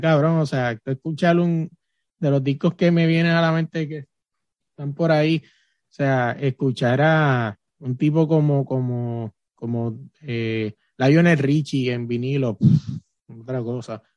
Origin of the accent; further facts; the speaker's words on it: Puerto Rico; moved away; soy de Puerto Rico